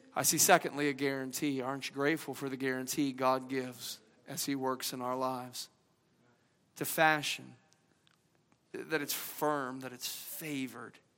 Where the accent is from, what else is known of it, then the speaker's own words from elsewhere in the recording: the South, United States; accent: Southern twang; I'm from the South, I kind of eased back in the old little twang